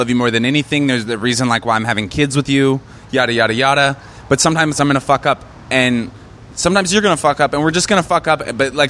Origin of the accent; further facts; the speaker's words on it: Seattle, Washington, United States; moved away as an adult; also born or lived in New York; now in Los Angeles, United States; I come from Seattle.